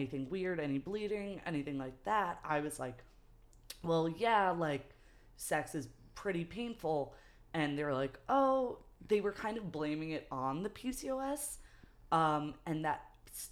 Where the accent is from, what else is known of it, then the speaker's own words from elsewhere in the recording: New York City, New York, United States; also born or lived in Manhattan / Brooklyn; born and raised in New York